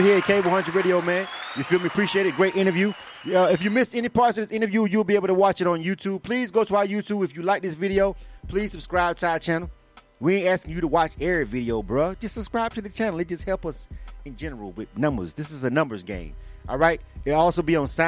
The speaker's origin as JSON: {"language": "English", "region": "Florida", "country": "United States", "said": "I am from Florida"}